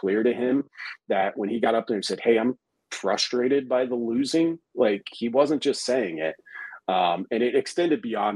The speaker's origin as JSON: {"language": "English", "region": "the Nebraska Panhandle", "country": "United States", "tie": "born or raised there", "said": "I grew up out in the Panhandle. Scottsbluff is like our city, our New York City out there"}